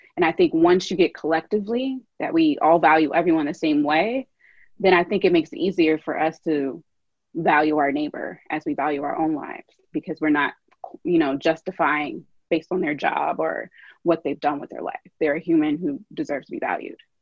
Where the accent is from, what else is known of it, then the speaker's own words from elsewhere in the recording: Louisville, Kentucky, United States; moved away; I grew up in Louisville